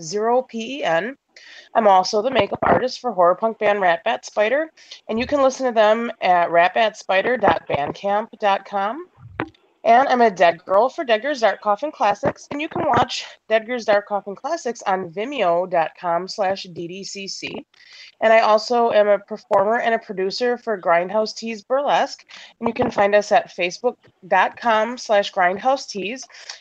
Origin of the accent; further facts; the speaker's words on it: Milwaukee, Wisconsin, United States; from Milwaukee, Wisconsin